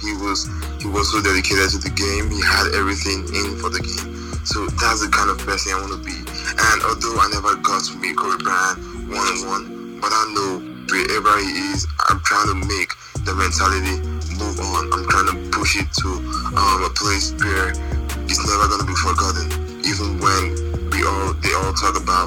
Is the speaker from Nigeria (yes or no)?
yes; Lagos, Nigeria; I'm from Lagos, Nigeria.